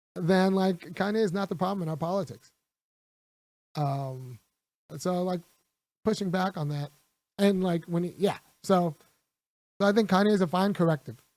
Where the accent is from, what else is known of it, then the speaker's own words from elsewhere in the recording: California, United States; I grew up in California